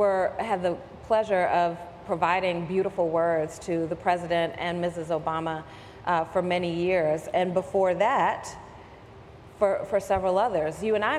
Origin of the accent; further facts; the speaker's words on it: New Orleans, Louisiana, United States; moved away; I'm originally from New Orleans. My family was impacted by Hurricane Katrina.